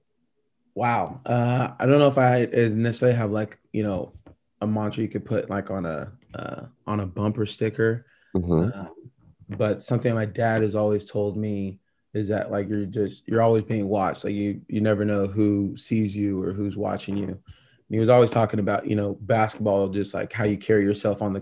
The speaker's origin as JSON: {"language": "English", "region": "Oregon", "country": "United States", "tie": "born or raised there", "also_born_or_lived": "Japan", "said": "growing up in Oregon"}